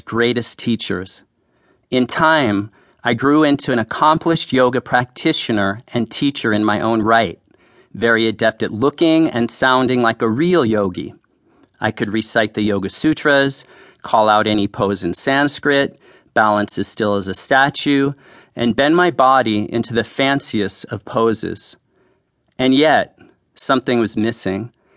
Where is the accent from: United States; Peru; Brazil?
United States; San Francisco, California; I grew up in San Francisco